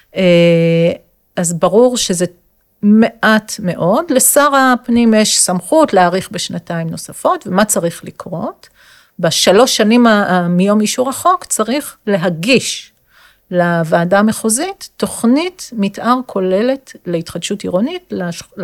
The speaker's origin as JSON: {"language": "Hebrew", "town": "Jerusalem", "region": "Jerusalem District", "country": "Israel", "tie": "born or raised there", "said": "אני ירושלמית אה, במקור"}